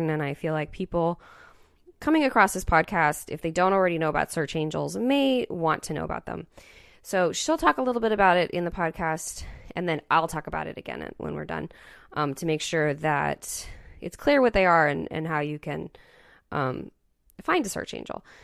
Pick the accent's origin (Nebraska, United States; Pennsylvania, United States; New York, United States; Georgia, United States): Georgia, United States; Dalton; my hometown, Dalton, Georgia, is okay, the carpet capital so of the world.